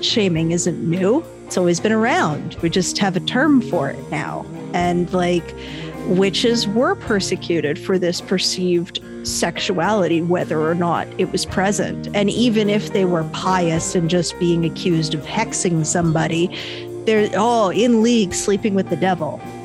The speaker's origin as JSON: {"language": "English", "country": "Canada", "said": "I'm Canadian"}